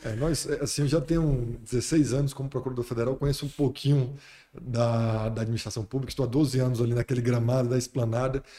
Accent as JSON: {"language": "Portuguese", "town": "Fortaleza", "region": "Ceará", "country": "Brazil", "moved": "as an adult", "lives_now": "Brasília, Brazil", "said": "eu vim de Fortaleza sou de Fortaleza"}